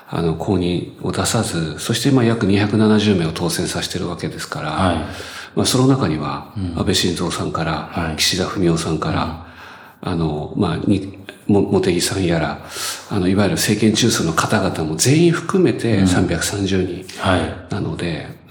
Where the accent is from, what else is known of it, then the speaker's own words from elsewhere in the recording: Chiba, Japan; 私千葉出身です